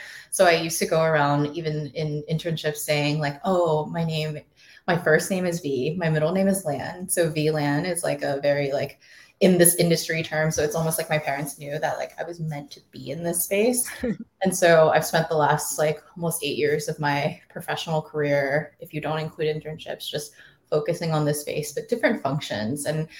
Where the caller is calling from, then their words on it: Austin, Texas, United States; We're joining you from Austin, Texas, or the burbs of Austin, Texas, I should say.